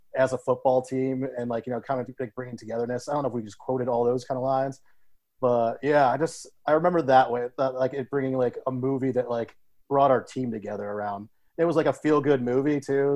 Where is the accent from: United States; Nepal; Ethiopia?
United States; Ohio; also born or lived in Columbus, Ohio; I grew up in Ohio, which actually is a big football powerhouse state